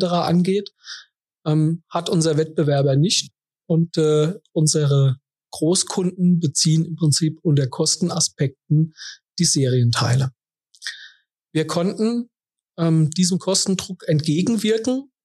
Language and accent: German; Kaiserslautern, Rhineland-Palatinate, Germany; Ich bin gebürtiger Kaiserslauterer